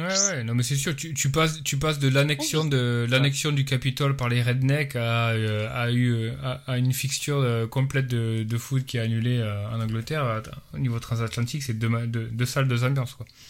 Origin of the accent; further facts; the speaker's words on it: France; moved away; nous, quand on est des Français à l'étranger